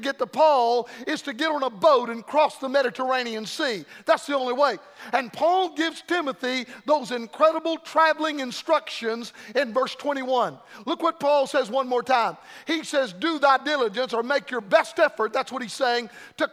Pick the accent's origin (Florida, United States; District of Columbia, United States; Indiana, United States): Florida, United States; Florida a lot anymore. My home state